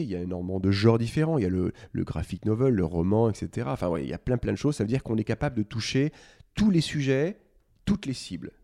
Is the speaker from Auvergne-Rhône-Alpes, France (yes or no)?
yes; Lyon, Auvergne-Rhône-Alpes, France; moved away as an adult; Je viens de Lyon, j'ai fait ma prépa HEC euh, chez les Maris, qui est un, lycée assez connu là-bas